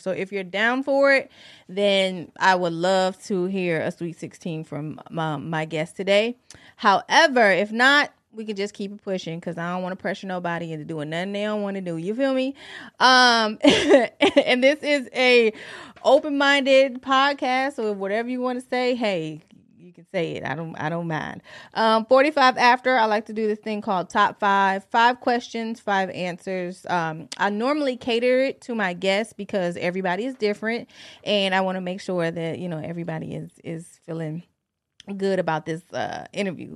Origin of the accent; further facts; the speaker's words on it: Detroit, Michigan, United States; now in Virginia Beach, United States; I'm from Detroit